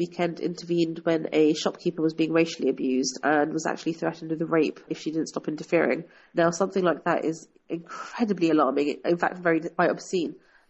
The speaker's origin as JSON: {"language": "English", "region": "London", "country": "United Kingdom", "tie": "born or raised there", "said": "was born and brought up here. I've spent my whole life actually in London, and I very much identify myself as a British citizen."}